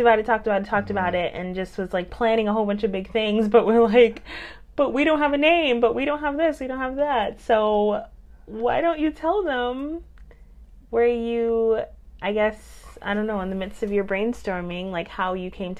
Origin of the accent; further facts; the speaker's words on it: upstate New York, United States; also born or lived in Brooklyn, New York / Harlem, New York; my parents dragged all of us upstate, which is where I lived for a while, rest of my teenage years